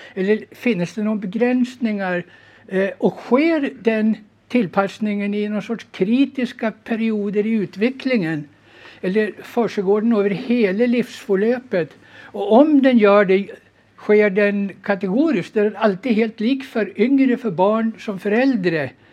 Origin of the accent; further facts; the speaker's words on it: Sweden; moved away as an adult; now in Norway; jag är född och uppvuxen i Sverige som du säkert hör